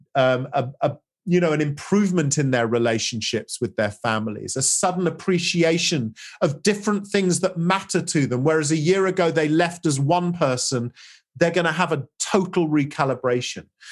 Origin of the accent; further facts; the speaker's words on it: England, United Kingdom; as an English, you know, as a Brit